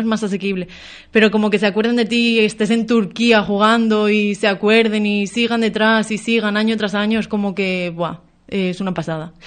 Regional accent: Béjar, Castile and León, Spain; moved away as an adult; now in Galicia, Spain; en mi pueblo

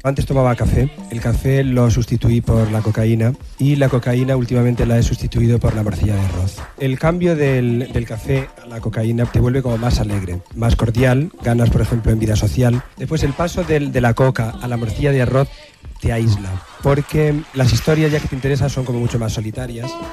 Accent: Castilla-La Mancha, Spain; nací en La Mancha

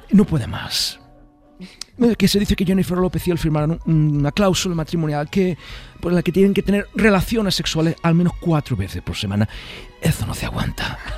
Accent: Málaga, Andalusia, Spain; accent: Andalusian; como malagueño que soy, siempre que voy a los estudios de animación de Disney, les digo en perfecto andaluz

